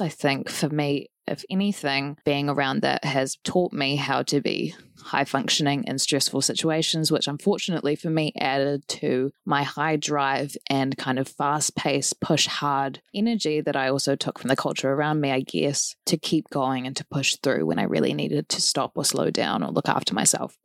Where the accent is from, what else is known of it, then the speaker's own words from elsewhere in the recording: New Zealand; what I've noticed growing up in Aotearoa, New Zealand